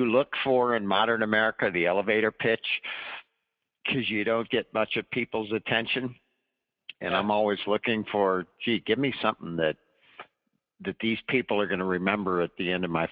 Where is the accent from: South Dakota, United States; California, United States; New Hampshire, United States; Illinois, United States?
Illinois, United States; moved away as an adult; now in Charlottesville, United States; I grew up in Illinois